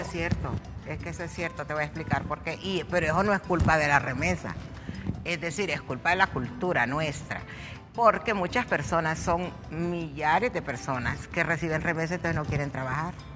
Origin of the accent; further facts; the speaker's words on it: Honduras; somos dejados los hondureños